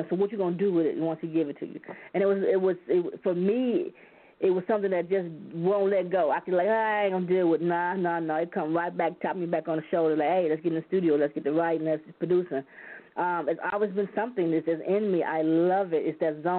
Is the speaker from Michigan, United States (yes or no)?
yes; Flint, Michigan, United States; also born or lived in South Dakota; I'm originally from South Dakota, but I was raised in Flint, Michigan, majority of my life